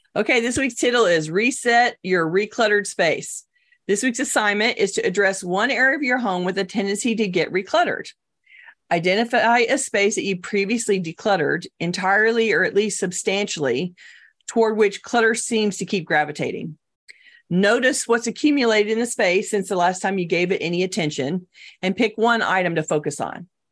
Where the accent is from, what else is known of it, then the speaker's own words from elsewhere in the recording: Texas, United States; I'm Texan